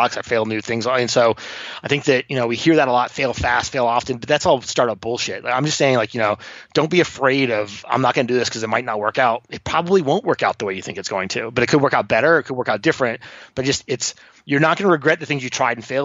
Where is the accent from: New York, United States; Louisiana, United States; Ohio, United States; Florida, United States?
Florida, United States; moved away; also born or lived in Sydney, Australia / New Zealand / Mexico; I grew up on a boat down here in Florida